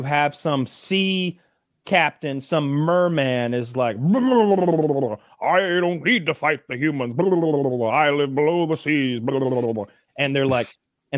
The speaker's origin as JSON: {"language": "English", "country": "United States", "tie": "born or raised there", "said": "growing up in America"}